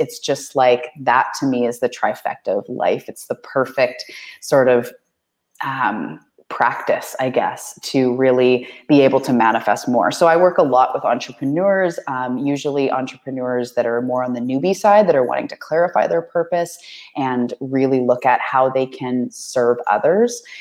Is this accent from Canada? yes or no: yes; Vancouver Island, British Columbia, Canada; I am a Canadian. I'm from the west coast of Canada on Vancouver Island